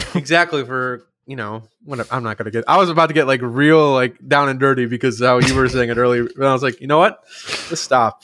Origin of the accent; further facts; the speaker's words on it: United States; I'm, I'm American